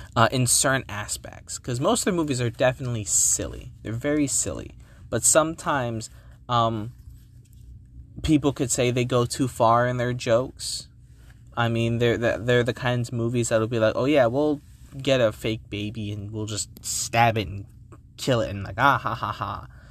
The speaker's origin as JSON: {"language": "English", "region": "New Jersey", "country": "United States", "said": "I came from New Jersey."}